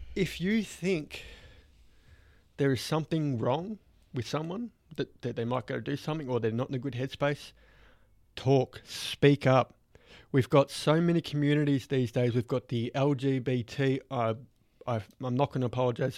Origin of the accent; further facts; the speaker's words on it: Australia; growing up in Australia